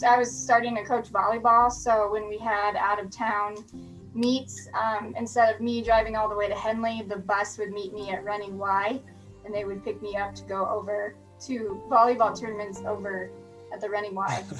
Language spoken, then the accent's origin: English; Omaha, Nebraska, United States; now in Klamath Falls, United States; I am originally from Omaha, Nebraska. Went to Millard South High School, which was about, I had 650 kids in my graduating class